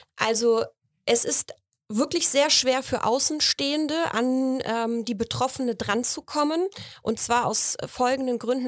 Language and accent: German; Poland; moved away; ich bin aus Polen